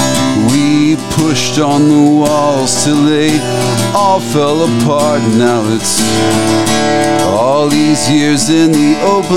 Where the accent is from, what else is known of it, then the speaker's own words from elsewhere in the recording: Weatherford, Texas, United States; moved away; also born or lived in Fort Worth, Texas; we grew up in Weatherford, Texas, and periodically go back to visit